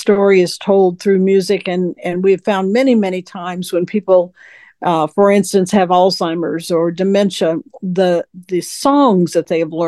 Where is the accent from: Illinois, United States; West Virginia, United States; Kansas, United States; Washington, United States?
Kansas, United States; moved away as an adult; also born or lived in Nebraska; now in Houston, United States; I grew up in Kansas